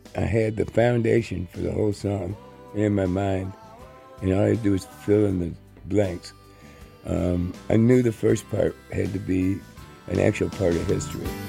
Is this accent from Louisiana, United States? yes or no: no; Maywood, Illinois, United States; also born or lived in Melrose Park; when I was growing up out in Maywood and Melrose Park.